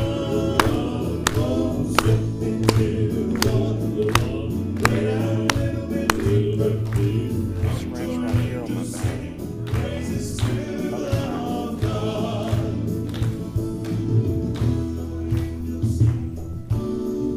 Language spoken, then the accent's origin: English; New London, Texas, United States; now in Hattiesburg, United States; I am from New London, Texas